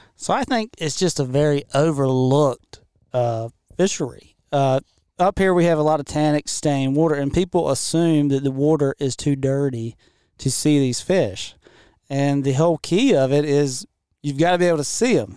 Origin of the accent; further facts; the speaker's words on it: Washington County, North Carolina, United States; I grew up in Washington County, not too far from here